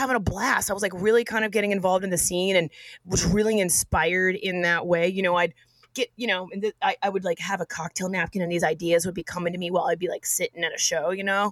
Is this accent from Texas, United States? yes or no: yes; Austin, Texas, United States; moved away; I'm from Austin, Texas originally.